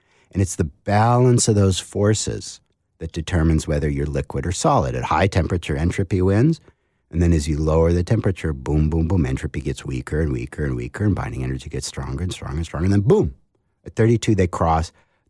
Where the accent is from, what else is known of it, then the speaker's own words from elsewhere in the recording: New England, United States; because I come from New England.